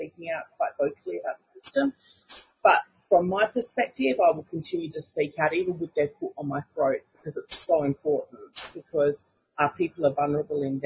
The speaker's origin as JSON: {"language": "English", "area": "Kaurna land", "region": "South Australia", "country": "Australia", "tie": "born or raised there", "said": "I'm a Gunditjmara woman born and raised on Kaurna land"}